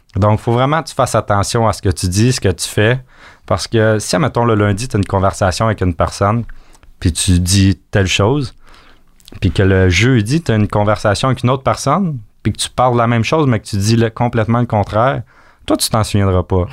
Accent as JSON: {"language": "French", "town": "Acton Vale", "region": "Quebec", "country": "Canada", "said": "on vient d'Actonville."}